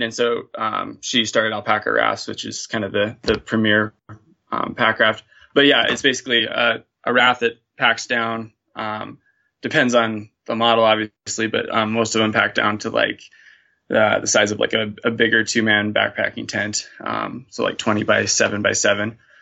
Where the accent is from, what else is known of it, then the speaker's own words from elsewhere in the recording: Montana, United States; I'm born and raised in Montana